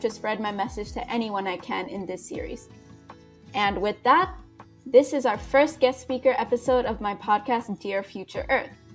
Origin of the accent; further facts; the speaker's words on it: Canada; I'm a Canadian high school student